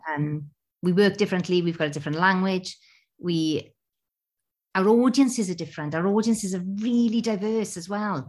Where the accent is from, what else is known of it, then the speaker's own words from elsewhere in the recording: Wales, United Kingdom; as a Welsh person at the Creighton Theatre